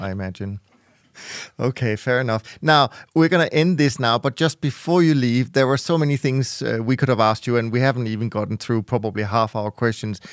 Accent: Denmark; now in Switzerland; as a Dane growing up in Denmark as a kid

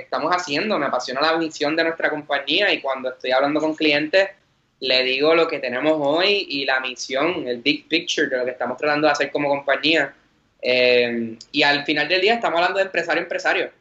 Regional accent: Vega Baja, Puerto Rico; soy de Vega Baja, orgullosamente

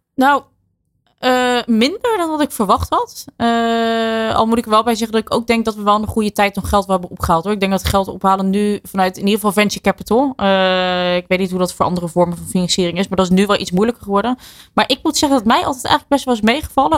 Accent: Netherlands; ik blijf toch een Hollander

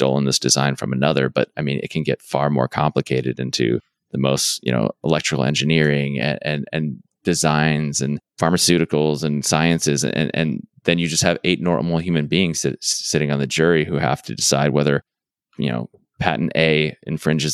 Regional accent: Arizona, United States; I'm from Arizona

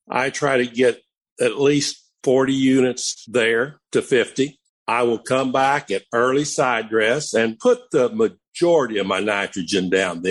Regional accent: Missouri, United States; Columbia, Missouri. Of course, that's my home state, and that's probably the closest one to me.

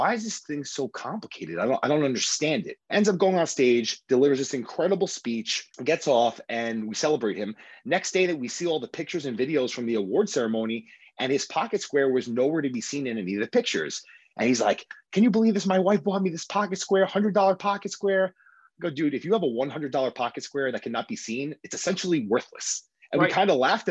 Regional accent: New York City, New York, United States; I am born and raised in Queens, New York, Bayside, New York specifically

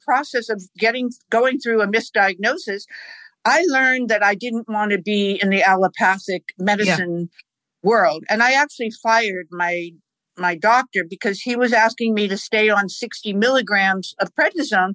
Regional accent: Boston, Massachusetts, United States; I grew up in Boston

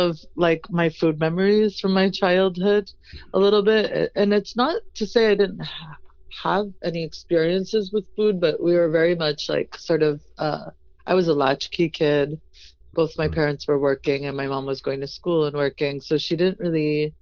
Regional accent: New England, United States; we grew up in New England

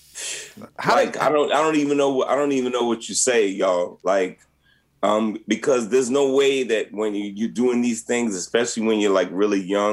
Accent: New York, United States; moved away as an adult; now in Los Angeles, United States; when we were growing up in New York, Play and I, we grew up around the corner from each other

